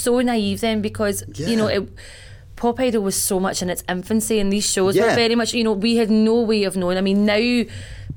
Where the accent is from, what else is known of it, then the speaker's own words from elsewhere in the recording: Glasgow, Scotland, United Kingdom; I came from Bayliston in Glasgow, and I was living in Shawlands with my mate at the time